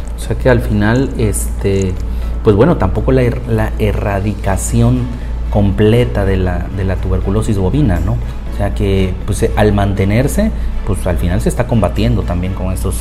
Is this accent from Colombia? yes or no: no; Mexico; nosotros acá en México